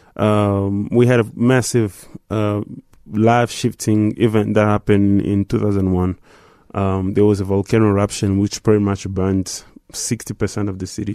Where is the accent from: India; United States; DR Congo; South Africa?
DR Congo; Goma, North Kivu; moved away; growing up in Goma